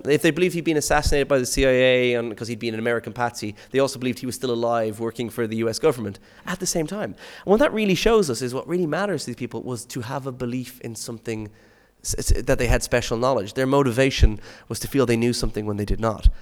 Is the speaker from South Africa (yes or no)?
no; Skerries, Leinster, Ireland; my hometown is a place called Skerries in, in Dublin